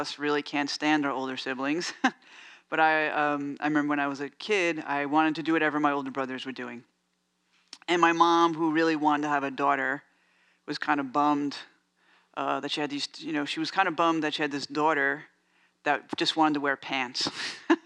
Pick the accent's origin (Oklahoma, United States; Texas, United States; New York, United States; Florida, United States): New York, United States; New York City; now in San Francisco, United States; I grew up in New York, in the Bronx